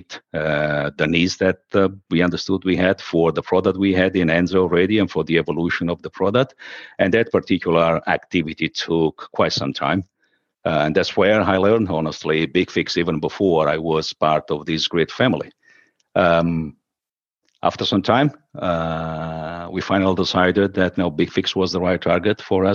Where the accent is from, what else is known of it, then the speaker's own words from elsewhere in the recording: Sicily, Italy; moved away as an adult; now in Rome, Italy; I moved from my hometown in my dear Sicily to Rome, where I still live